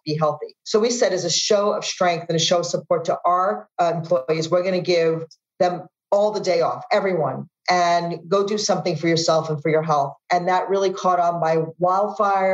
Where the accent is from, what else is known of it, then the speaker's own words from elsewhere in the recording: New York, United States; moved away; as a New Yorker